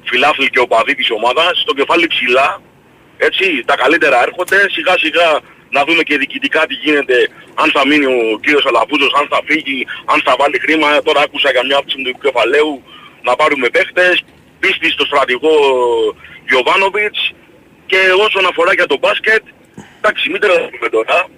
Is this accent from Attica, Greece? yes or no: no; Rhodes, South Aegean, Greece; γιατί είμαι από τη Ρόδο, οπότε χρειάζεται να μετακινηθώ παραπάνω ας πούμε από τους υπόλοιπους.